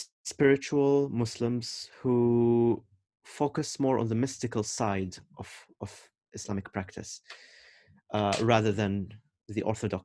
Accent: Oman; When they know that I'm from Oman, they would ask me if I'm Shia or Sunni

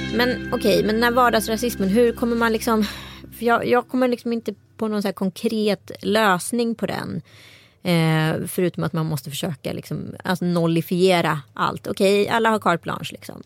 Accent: Strömstad, Västra Götaland, Sweden; jag har vuxit upp i Strömstad kommun

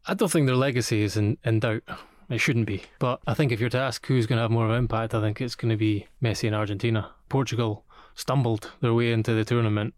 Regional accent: Scotland, United Kingdom; as a Scotsman

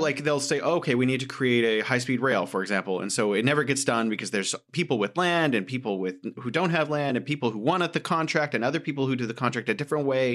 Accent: San Francisco, California, United States; moved away as an adult; now in Beijing, China; I was from San Francisco

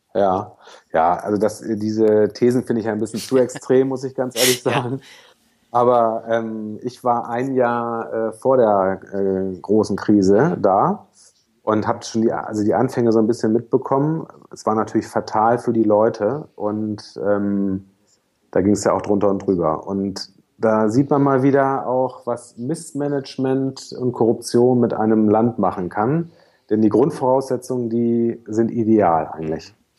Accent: Germany; moved away as an adult; now in Hamburg, Germany; Ostsee, das ist meine Heimat, nicht gebürtig, aber äh, da habe ich von 12 bis 19 gewohnt, so die wichtigsten Jugendjahre

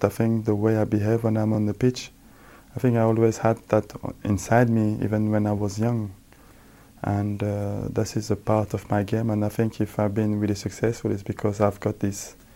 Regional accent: France; also born or lived in Senegal / Milan, Italy; now in New York, United States; Growing up in France

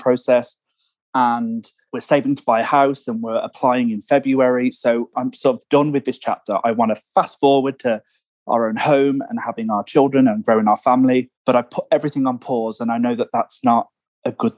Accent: England, United Kingdom; moved away as an adult; now in United States; I'm from England

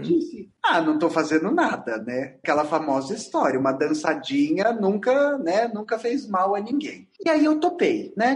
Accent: Rio de Janeiro, Brazil; accent: carioca; Como vocês já devem ter visto pelo meu sotaque, eu sou carioca

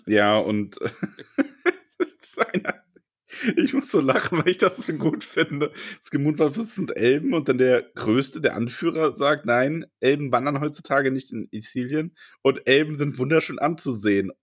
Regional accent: Solingen, North Rhine-Westphalia, Germany; moved away; meiner alten Heimat Solingen

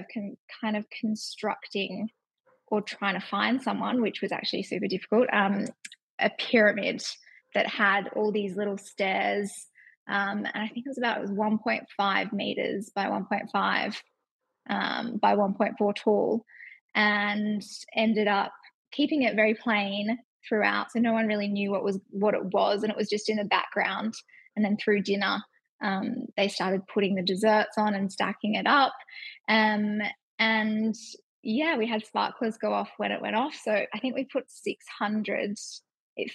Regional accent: Perth, Western Australia, Australia; I am 30 from Perth

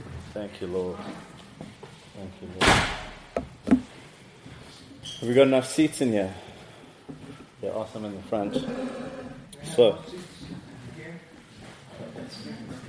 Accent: Cape Town, Western Cape, South Africa; I'm from Cape Town, South Africa.

